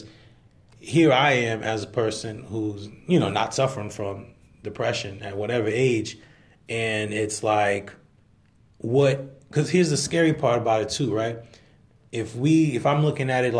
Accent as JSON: {"language": "English", "town": "Irvington", "region": "New Jersey", "country": "United States", "said": "I came from Irvington, New Jersey, which is, you know, rough area"}